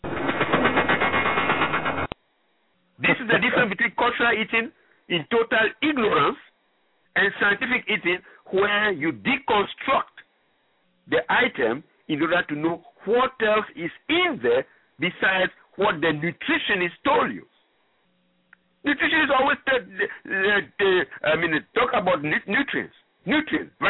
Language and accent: English; Ghana; first language French; English is a second language; moved away as an adult; also born or lived in Gabon / Cameroon; now in United States; I'm originally from Ghana, where the staple food is corn and cassava